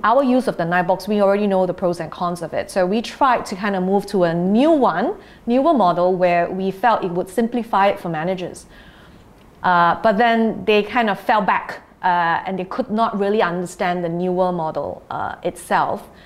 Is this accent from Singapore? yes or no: yes; Singapore; we're Singaporean